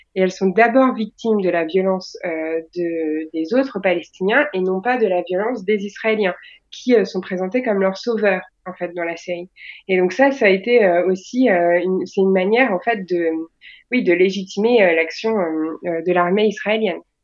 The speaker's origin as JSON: {"language": "French", "country": "France", "said": "on est est des Français"}